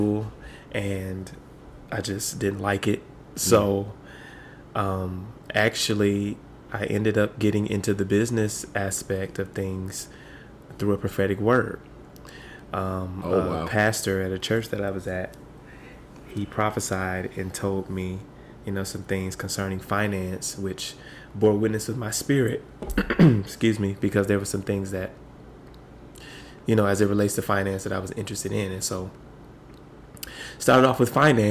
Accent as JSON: {"language": "English", "region": "Michigan", "country": "United States", "said": "I hail all the way from the great state of Michigan"}